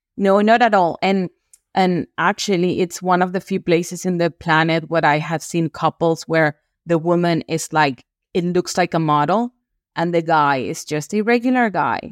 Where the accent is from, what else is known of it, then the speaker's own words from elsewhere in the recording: Venezuela; moved away as an adult; also born or lived in Brazil / Peru / Bolivia; now in Spain; I was born and raised in Venezuela, in Latin America